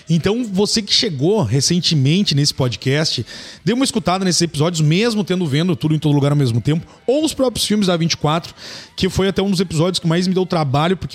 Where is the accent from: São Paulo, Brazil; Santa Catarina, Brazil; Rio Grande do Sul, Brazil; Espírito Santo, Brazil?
São Paulo, Brazil; eu sou de São Paulo